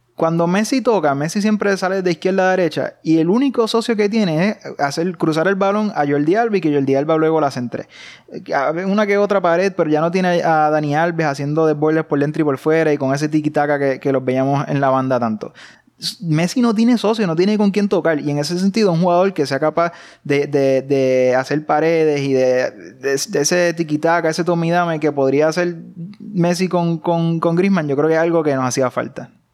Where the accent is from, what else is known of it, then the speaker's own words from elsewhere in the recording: Puerto Rico; somos puertorriqueños